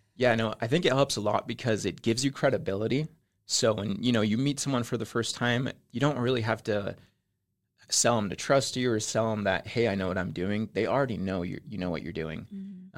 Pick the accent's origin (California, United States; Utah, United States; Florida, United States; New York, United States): Utah, United States; Spanish Fork; also born or lived in Mexico City, Mexico; I'm originally from Mexico. I grew up in Mexico City for about uh, nine years. And then my family came over here when I was nine and we moved to Spanish Fork. So I grew up in Spanish Fork